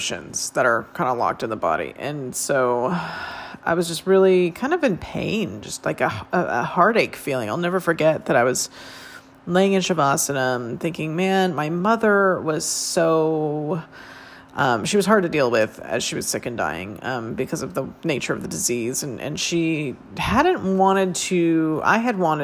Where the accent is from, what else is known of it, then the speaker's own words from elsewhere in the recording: Northern California, United States; moved away; also born or lived in Phoenix, Arizona; I did yoga as a teenager growing up in Northern California